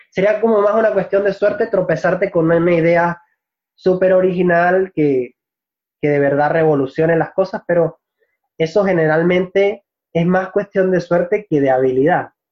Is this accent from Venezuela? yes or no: yes; Venezuela; es lo que nosotros comúnmente llamamos acento neutro como venezolano, a ver, tengo, eh, es difícil para algunas personas distinguir de dónde exactamente soy cuando hablo de una manera pausada.